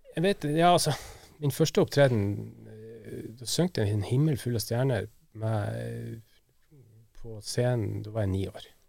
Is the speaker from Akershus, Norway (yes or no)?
no; Værøy, Nordland, Norway; moved away; heimplassen min, Værøy i Lofoten